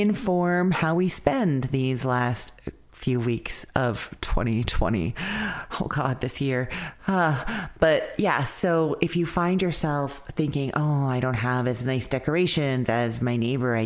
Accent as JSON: {"language": "English", "town": "Winnipeg", "region": "Manitoba", "country": "Canada", "tie": "born or raised there", "moved": "yes", "said": "Winnipeg, Manitoba, Canada, my hometown."}